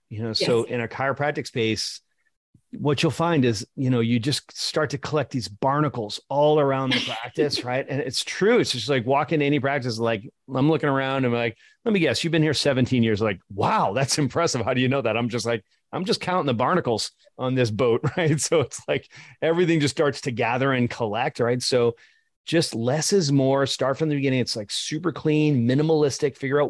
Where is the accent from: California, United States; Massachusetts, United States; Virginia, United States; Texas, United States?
Massachusetts, United States; Boston; I like theory better. I'm from Boston.